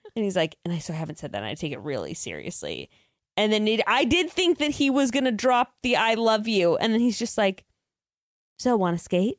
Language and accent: English; California, United States; we were born and raised in California